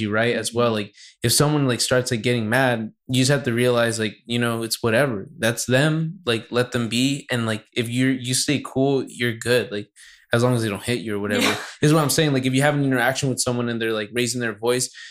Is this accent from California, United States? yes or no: yes; Santa Barbara, California, United States; I'm from Santa Barbara